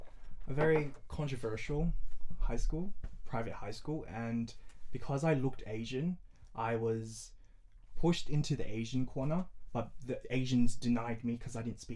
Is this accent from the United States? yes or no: no; Samoa; now in Australia; But growing up in Samoa and growing up here is two different things.